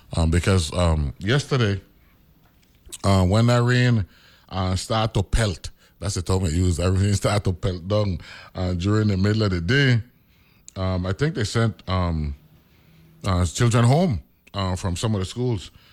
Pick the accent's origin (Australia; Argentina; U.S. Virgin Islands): U.S. Virgin Islands; I'm from Saint Croix.